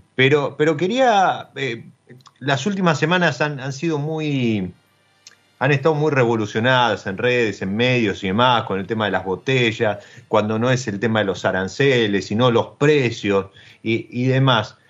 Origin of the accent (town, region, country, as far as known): Argentina